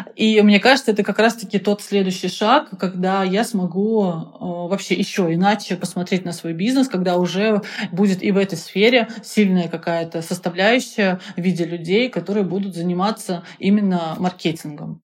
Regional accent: Penza, Penza Oblast, Russia; Я, кстати, из Пензы

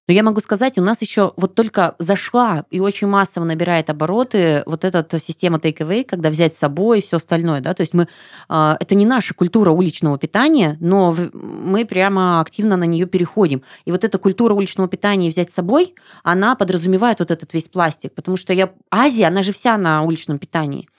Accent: Irkutsk Oblast, Russia; moved away; я из Иркутской области. У нас а, была поставка воды с ангары. То есть мы всегда пили из-под крана чистейшую, вкуснейшую воду.

